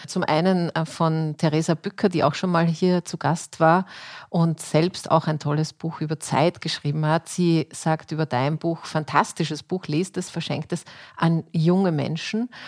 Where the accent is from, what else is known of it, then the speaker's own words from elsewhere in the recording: Austria; bei uns in Österreich